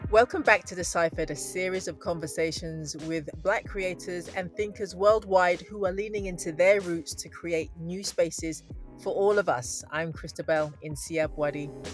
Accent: London, United Kingdom; I grew up in London

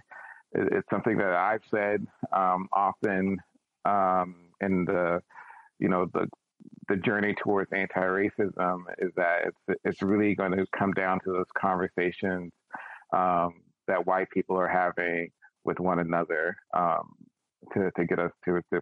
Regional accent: Washington, District of Columbia, United States; I grew up in Washington, D.C., and at the time, D.C. was very much, as they nicknamed it, a chocolate city

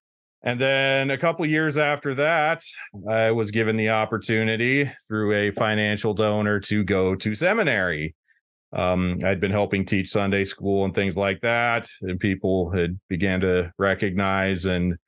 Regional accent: Wyoming, United States; moved away as an adult; now in Hamel, South Dakota, United States; I grew up in Wyoming, next state over.

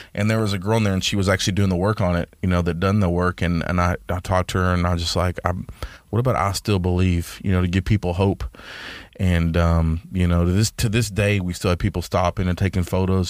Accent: Dallas, Texas, United States; moved away as an adult; now in Tyler, United States; I'm from Dallas. I've been here since, you know, two thousand nine

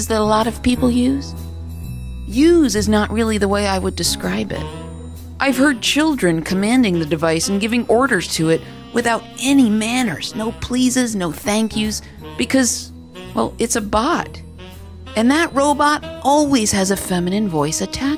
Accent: East Coast, United States; I'm from the East Coast

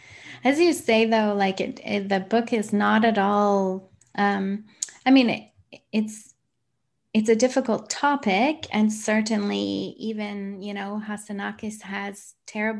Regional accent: Canada; I grew up in Canada.

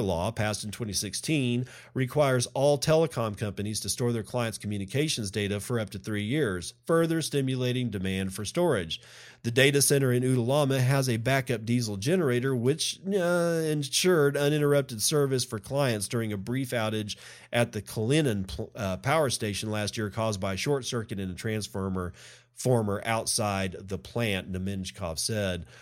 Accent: Texas, United States; I'm a Texan that loves the state of Texas

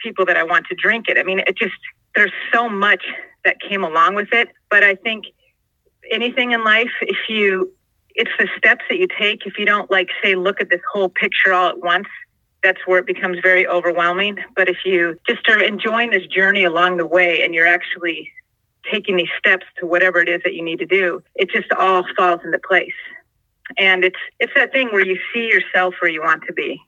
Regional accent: San Diego, California, United States; I grew up basically here in San Diego

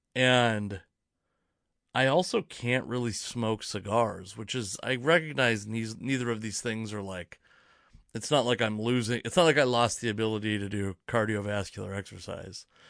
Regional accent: Federal Way, Washington, United States; also born or lived in Fife, Washington / Edgewood, Washington / Auburn, Washington / Kent, Washington; now in Tacoma, United States; I grew up, I was born in Federal Way, Washington. I lived in, uh, Fife, Washington for a long time, then Edgewood, Washington

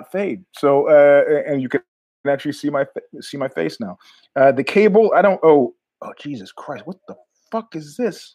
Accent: New York, United States; I'm from New York

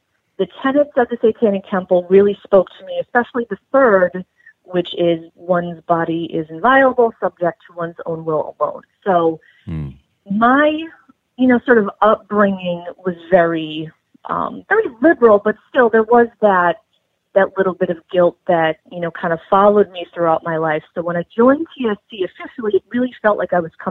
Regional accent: New England, United States; I grew up in New England

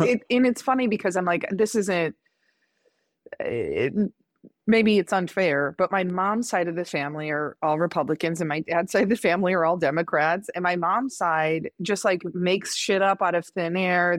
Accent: Indiana, United States; moved away; growing up in Indiana

